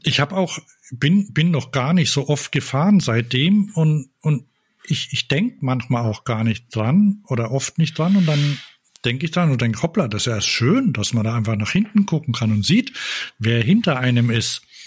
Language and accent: German; Bamberg, Bavaria, Germany; wir sind da geboren in Bamberg.